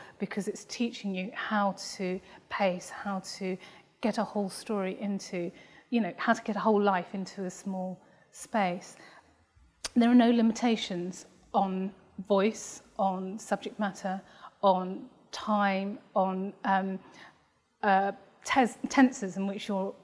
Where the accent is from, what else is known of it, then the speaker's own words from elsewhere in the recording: England, United Kingdom; I was born in England.